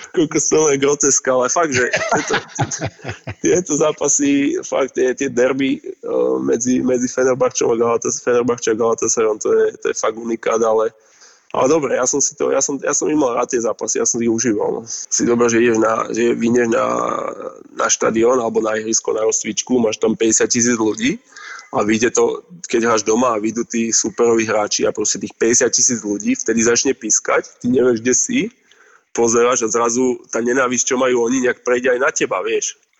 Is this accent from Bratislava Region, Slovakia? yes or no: no; Trenčín, Trenčín Region, Slovakia; moved away as an adult; also born or lived in Russia; vyrastal som v Trenčine